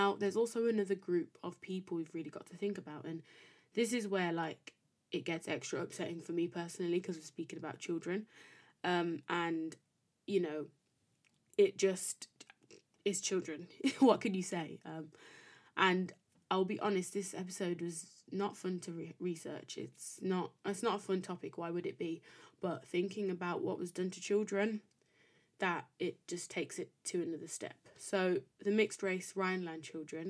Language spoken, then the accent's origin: English; United Kingdom; being British by nationality, or, you know, by country of birth and raising